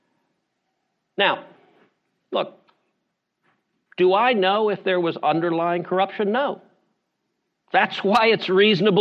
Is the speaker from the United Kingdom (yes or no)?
no; Houston, Texas, United States; I'm from Houston